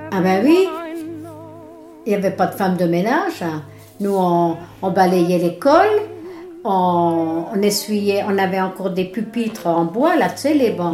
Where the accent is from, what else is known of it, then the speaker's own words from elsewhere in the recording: Lunéville, Grand Est, France; also born or lived in Saint-Clément; on a déménagé de Saint-Clément, on a été à Lunéville